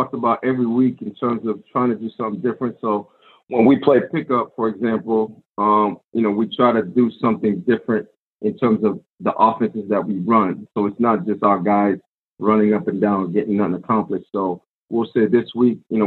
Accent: Medford, Massachusetts, United States; I grew up in Medford

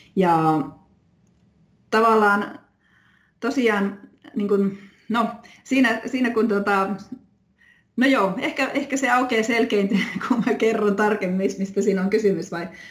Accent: Oulu, North Ostrobothnia, Finland; moved away as an adult; also born or lived in London / Rovaniemi; now in Haapavesi, Finland; mä oon Oulusta, Oulun seudulta kotoisin

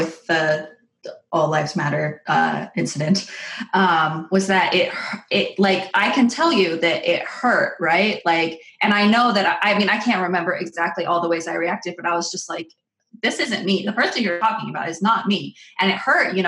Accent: Seattle, Washington, United States; moved away as an adult; now in St. Louis, United States; I grew up in the Seattle area

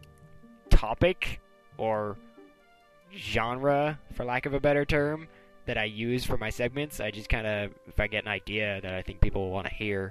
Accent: Canada; I'm Canadian

